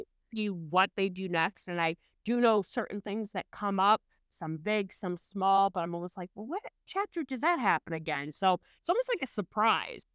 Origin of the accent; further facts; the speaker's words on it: Boston, Massachusetts, United States; I'm from Massachusetts, so Boston